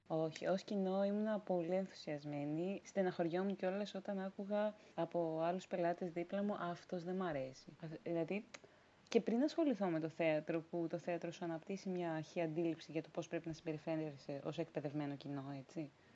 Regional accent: Rhodes, South Aegean, Greece; moved away as an adult; now in Athens, Greece; εγώ είμαι από Ρόδο, μεγάλωσα, γεννήθηκα εκεί

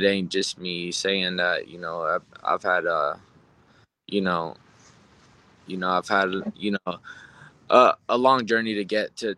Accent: Las Vegas, Nevada, United States; I was born and raised in Vegas

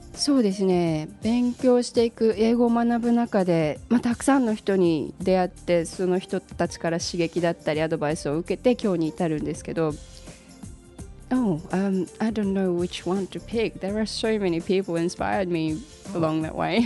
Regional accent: Japan; also born or lived in Australia; 生まれも育ちも日本

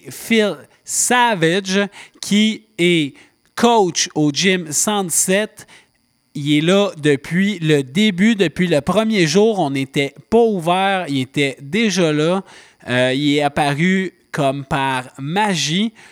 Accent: Laval, Quebec, Canada; je suis un petit gars de Laval.

